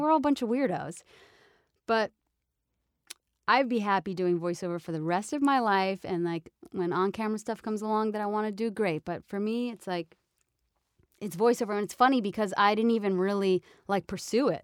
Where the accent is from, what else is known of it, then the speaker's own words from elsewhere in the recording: New York, United States; moved away; I'm Italian from New York